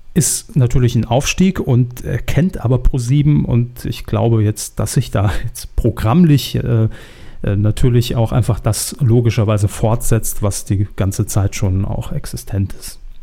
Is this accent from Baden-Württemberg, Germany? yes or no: no; Saarland, Germany; wir kommen ja beide aus dem Saarland